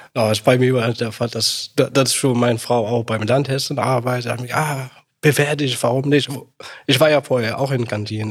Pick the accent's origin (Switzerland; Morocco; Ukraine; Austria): Morocco; German is a second language; now in Germany; Ich komme ja aus Marokko